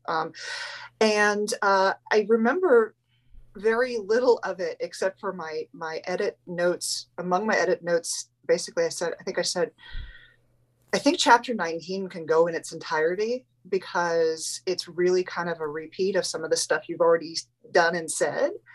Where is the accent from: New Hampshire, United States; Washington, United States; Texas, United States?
New Hampshire, United States; New England; moved away; we're both from New England